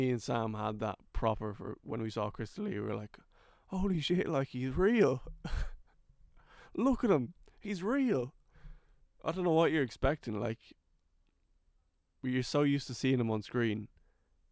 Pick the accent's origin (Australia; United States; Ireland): Ireland; Kildare, Leinster; accent: Irish